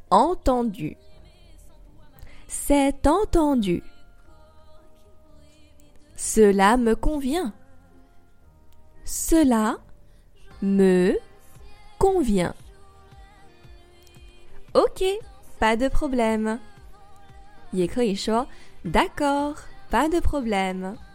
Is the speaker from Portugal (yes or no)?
no; France; also born or lived in Paris; votre professeur de français avec ABC Je suis française et j'habite à Paris.